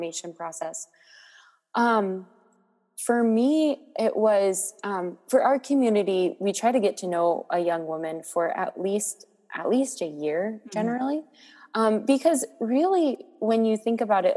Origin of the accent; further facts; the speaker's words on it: Maryland, United States; moved away as an adult; now in Boston, United States; I grew up in Maryland, about an hour north